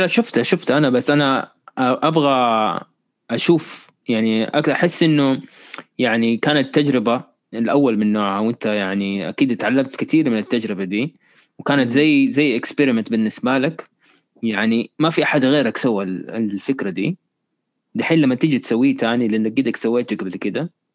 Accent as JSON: {"language": "Arabic", "town": "Riyadh", "region": "Riyadh Province", "country": "Saudi Arabia", "tie": "born or raised there", "said": "انا كنت مولود في الرياض"}